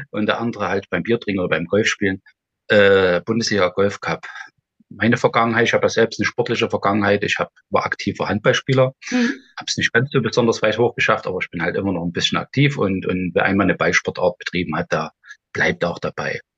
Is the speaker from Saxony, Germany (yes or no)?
yes; Saxony, Germany; Ja, ich komme aus dem Erzgebirge und bei uns im Erzgebirge, viele wundern sich dann immer, aber die lachen dann genauso wie du.